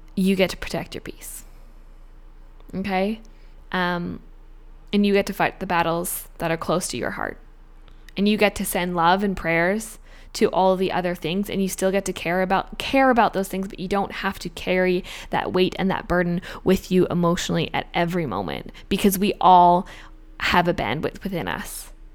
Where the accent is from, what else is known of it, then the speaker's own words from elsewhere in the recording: Australia; now in Canada; I'm an Australian citizen.